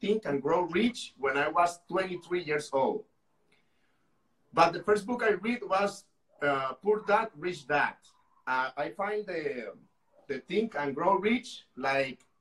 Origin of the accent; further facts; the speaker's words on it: Costa Rica; I am from Costa Rica.